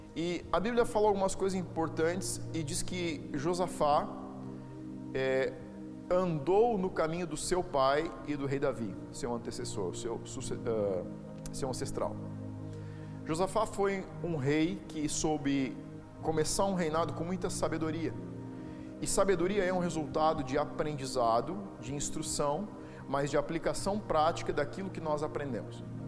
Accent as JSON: {"language": "Portuguese", "country": "Brazil", "said": "como brasileiros, bons brasileiros"}